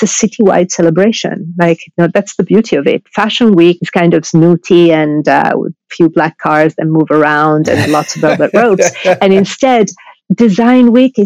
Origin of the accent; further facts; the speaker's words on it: Milan, Lombardy, Italy; also born or lived in Sardinia; now in New York, United States; I was brought up in Milan